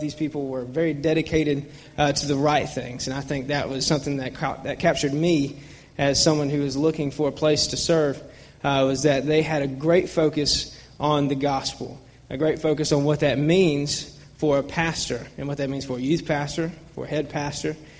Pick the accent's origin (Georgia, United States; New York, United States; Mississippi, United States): Georgia, United States; Atlanta; I grew up in Buckhead, Georgia